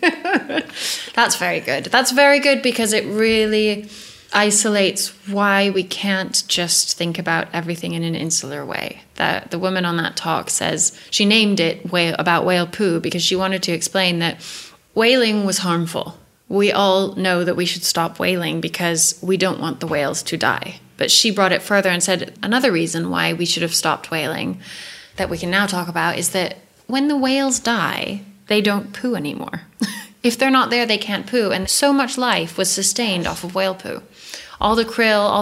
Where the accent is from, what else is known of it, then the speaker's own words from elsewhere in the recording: Santa Fe, New Mexico, United States; moved away; Santa Fe is pretty hippie. It's very, we moved there when I was 9